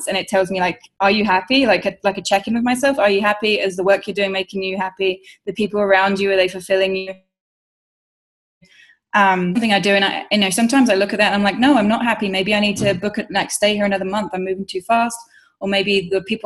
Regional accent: London, United Kingdom; moved away; my hometown in London

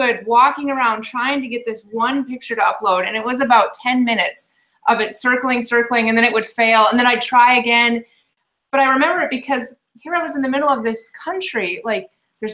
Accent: Minneapolis, Minnesota, United States; moved away as an adult; now in Nashville, United States; I grew up in Minneapolis, and Minnesota is right in the middle of the country

